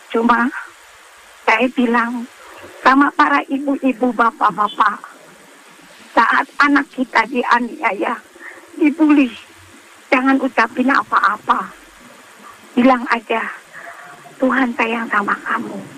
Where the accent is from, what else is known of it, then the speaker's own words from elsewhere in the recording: Jakarta, Indonesia; kampungnya Palembang saya orang Jakarta